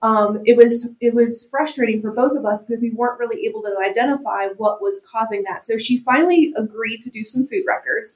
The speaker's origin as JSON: {"language": "English", "country": "United States", "said": "we as American dieters"}